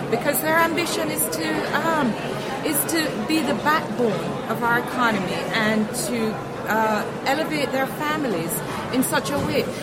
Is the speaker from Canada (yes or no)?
no; Jamaica